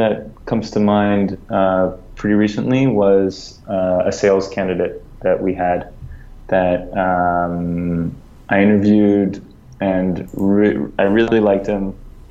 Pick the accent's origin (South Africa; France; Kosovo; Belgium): France; also born or lived in United States; I was born in the US, I grew up in France.